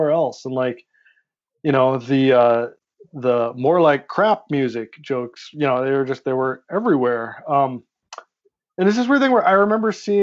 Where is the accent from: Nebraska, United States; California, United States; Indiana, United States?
Nebraska, United States; rural; born or raised there